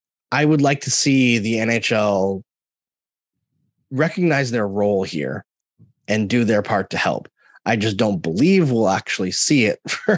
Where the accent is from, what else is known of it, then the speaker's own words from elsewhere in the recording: Alberta, Canada; also born or lived in Saskatchewan; when I grew up in Northern Alberta through my teenage years, from when I was 11, and before that, Southern Saskatchewan.